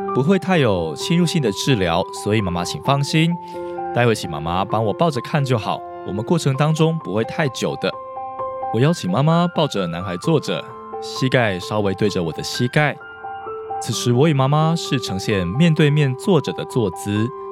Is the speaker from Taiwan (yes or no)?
yes; Taiwan; 台湾的家庭里，无所不用其极，想要抑制孩子哭的行为，这包括我小时候在学校成长的背景里也是这样的